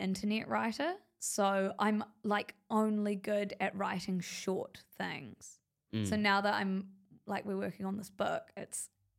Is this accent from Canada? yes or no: no; New Zealand; I'm like, I don't know. I'm from New Zealand.